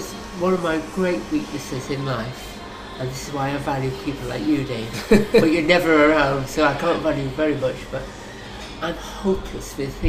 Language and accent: English; Welsh, Wales, United Kingdom; I am Welsh after all.